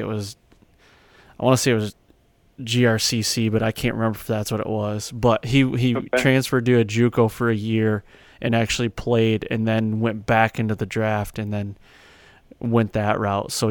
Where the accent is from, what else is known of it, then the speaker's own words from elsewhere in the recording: Mount Pleasant, Michigan, United States; I grew up outside of Mount Pleasant, and I went to a high school called Chippewa Hills High School, actually, so over in Remus.